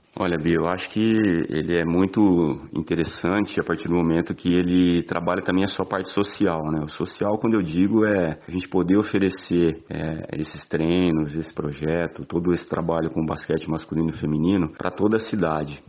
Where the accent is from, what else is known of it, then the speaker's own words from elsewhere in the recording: Jaboticabal, São Paulo, Brazil; eu sou de Jaboticabal, São Paulo